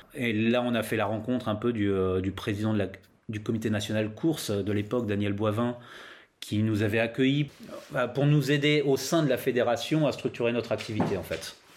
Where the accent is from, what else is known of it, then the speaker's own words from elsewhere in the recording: Laon, Hauts-de-France, France; je viens du Nord, je viens de Lan, dans l'Aisne hein, exactement. C'est autour de Lan que j'ai commencé le roller